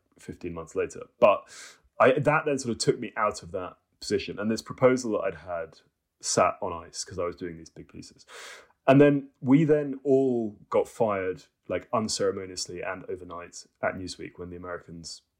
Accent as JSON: {"language": "English", "town": "Cambridge", "region": "East of England", "country": "United Kingdom", "said": "I came from a sort of academic family in Cambridge"}